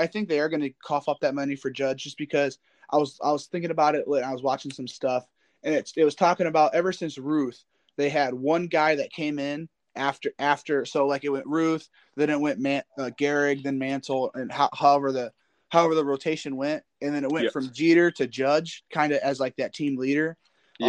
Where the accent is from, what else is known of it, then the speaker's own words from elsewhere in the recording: LaGrange, Indiana, United States; I'm from LaGrange